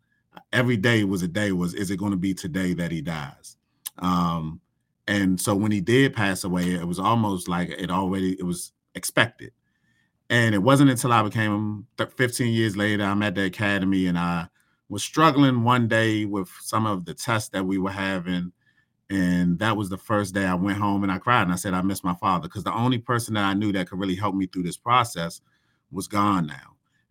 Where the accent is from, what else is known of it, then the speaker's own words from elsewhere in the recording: Washington, District of Columbia, United States; a firehouse not too far from where I grew up from in Northeast DC.